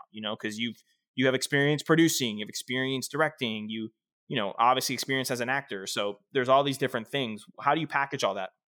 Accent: South Florida, United States; I'm from South Florida

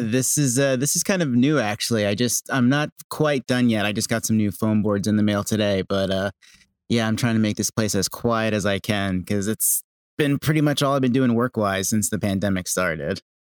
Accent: Bristol, Pennsylvania, United States; also born or lived in Los Angeles; now in Manahawkin, United States; I'm from a small town outside of Philadelphia, Pennsylvania called Bristol Borough.

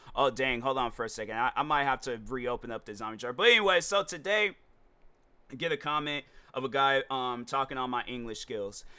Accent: United States; I am American

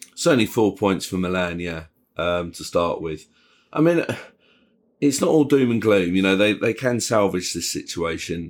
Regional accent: England, United Kingdom

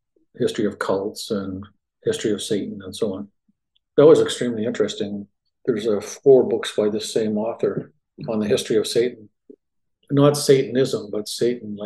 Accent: Canada; moved away as an adult; also born or lived in Winnipeg, Canada; now in Dallas, United States; I grew up in Canada, born there, medical school, psychiatry training, and I moved from Winnipeg, which is sort of middle of the country, due south to the Dallas area in 1991

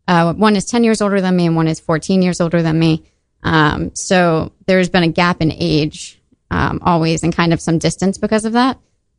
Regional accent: Boston, Massachusetts, United States; born there; So I was born in 1991 in Boston, Massachusetts.

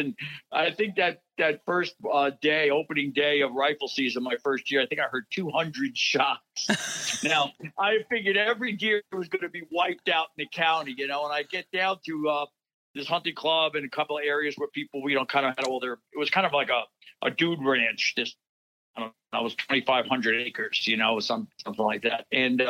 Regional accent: New York, United States; You know, it's always funny because I'm from New York, and that's pretty much what I get wherever I go.

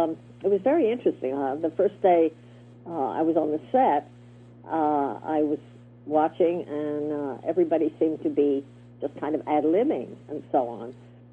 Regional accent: the South, United States; accent: Southern; I could use my Southern accent, which was nice, which I worked so hard to get rid of.

